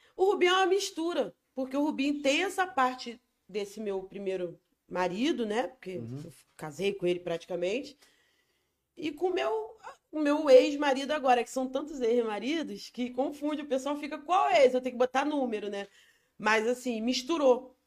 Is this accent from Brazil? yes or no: yes; Rio de Janeiro, Brazil; also born or lived in Rocinha, Rio de Janeiro; eu vivi até 2005, nasci, vivi no Falete, Fogueteiro, Turano, eu sou filhotinho dali. E aí em 2005 eu fui para Rocinha